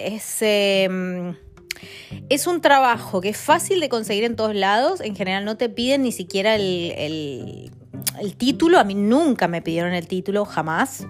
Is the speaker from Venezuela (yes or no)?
no; Mendoza, Argentina; moved away as an adult; also born or lived in Italy / Spain / Buenos Aires; now in London, United Kingdom; soy de Argentina, de Mendoza y vivo en Londres